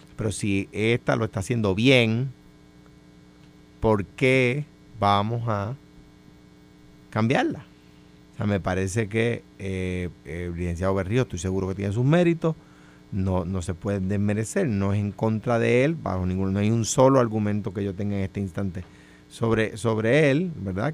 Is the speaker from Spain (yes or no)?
no; Puerto Rico; yo siento como puertorriqueño que los recursos naturales